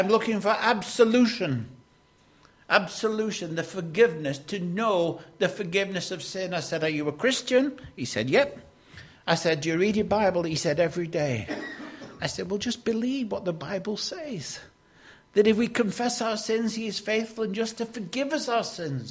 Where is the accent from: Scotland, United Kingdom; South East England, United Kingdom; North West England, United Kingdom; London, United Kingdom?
North West England, United Kingdom; Lancashire; Growing up in Lancashire